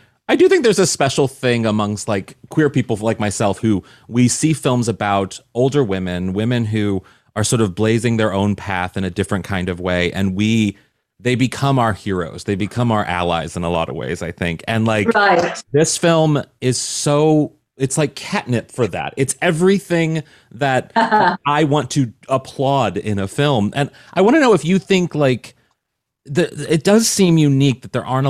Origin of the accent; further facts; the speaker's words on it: Midwest, United States; I'm an American, I'm from the Midwest